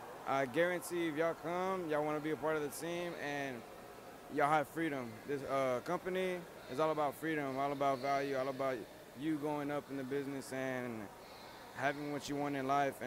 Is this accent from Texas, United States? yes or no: yes; Houston, Texas, United States; I'm from Houston, Texas.